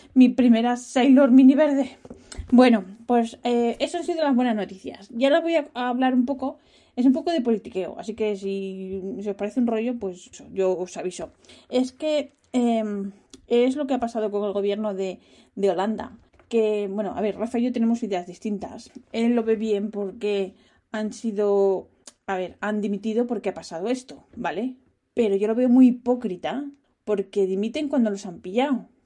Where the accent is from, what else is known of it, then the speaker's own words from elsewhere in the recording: Spain; moved away as an adult; now in Netherlands; soy española